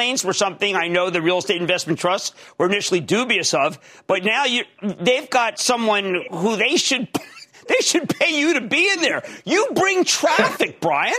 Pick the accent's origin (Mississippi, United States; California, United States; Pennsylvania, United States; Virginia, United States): Pennsylvania, United States; Philadelphia; I'm from Philly